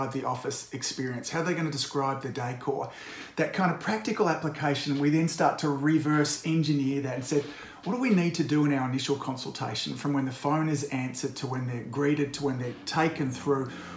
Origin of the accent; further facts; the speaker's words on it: Australia; I'm an Aussie